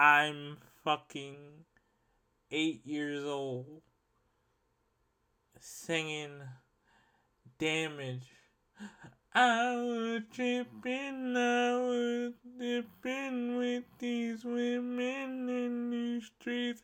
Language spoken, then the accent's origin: English; Laurel, Maryland, United States; also born or lived in Baltimore, Maryland; now in Louisiana, United States; born in Baltimore, but I grew up in Laurel, Maryland